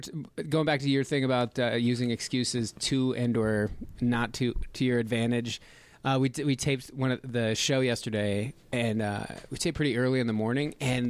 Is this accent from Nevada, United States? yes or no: yes; Reno, Nevada, United States; Just outside of Reno, Nevada.